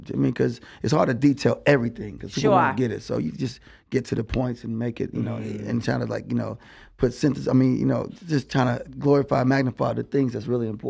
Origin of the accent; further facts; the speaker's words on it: Charlotte, North Carolina, United States; also born or lived in Hampton, Virginia; We all grew up in Charlotte.